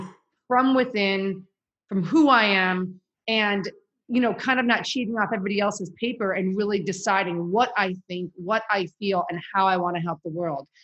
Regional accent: Chicago, Illinois, United States; moved away as an adult; also born or lived in Kansas; I'm from Chicago, went to school at University of Kansas

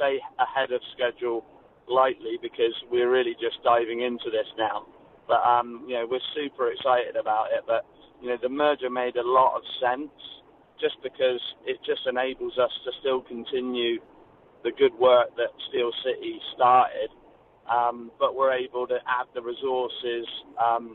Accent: England, United Kingdom; moved away as an adult; I've just coming over here as an English guy

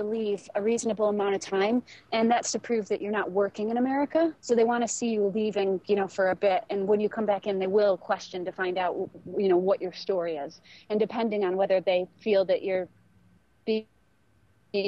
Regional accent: New York, United States; moved away; I'm from New York State

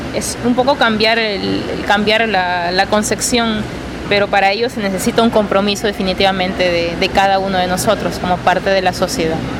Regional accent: Peru; Yo vengo de Perú

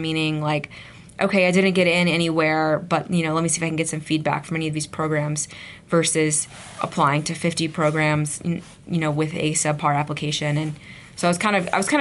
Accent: South Carolina, United States; also born or lived in Idaho; now in Utah, United States; I grew up in South Carolina

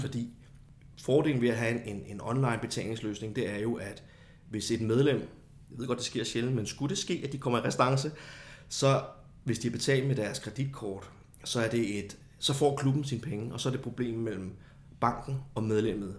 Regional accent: Copenhagen, Capital Region of Denmark, Denmark; moved away as an adult; now in Kolding, Denmark; så er jeg jo oprindeligt fra København

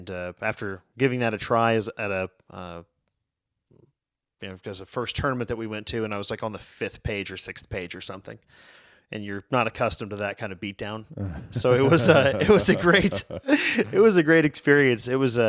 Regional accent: McAllen, Texas, United States; now in Fort Worth, United States; From McAllen, Texas.

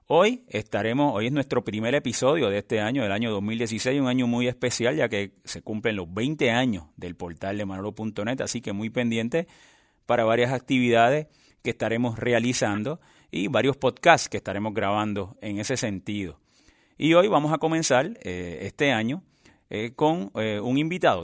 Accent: Puerto Rico; somos de Puerto Rico

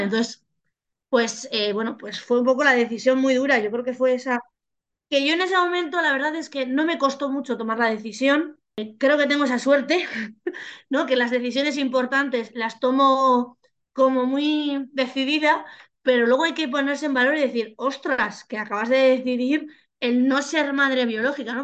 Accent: Basque Country, Spain; moved away; yo soy vasca

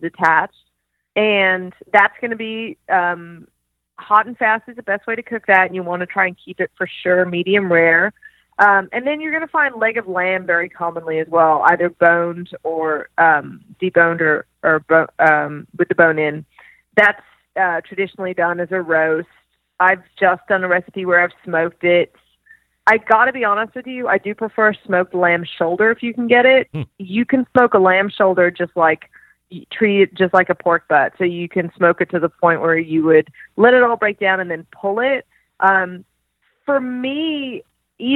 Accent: Australia; moved away; I grew up in Australia

